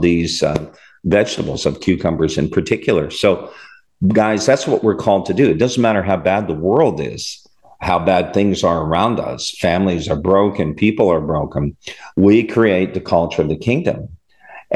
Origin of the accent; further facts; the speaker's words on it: Canada; moved away; I'm from Canada originally